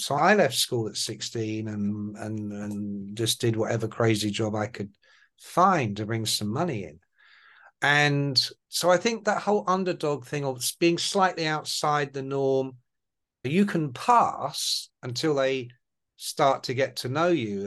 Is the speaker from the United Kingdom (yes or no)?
yes; England, United Kingdom; accent: Irish; My family are Irish. So my mum and dad were immigrants to England after the Second World War, like so many. And so I grew up with an Irish accent until I went to kindergarten and school